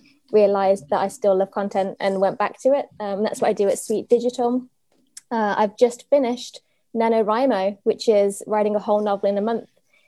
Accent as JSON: {"language": "English", "area": "Black Country", "region": "West Midlands", "country": "United Kingdom", "accent": "yam yam", "said": "So I come from a little town called the Black Country. It's quite literally halfway between Birmingham and Wolverhampton. So I belong to neither. I'm what you call a yam yam."}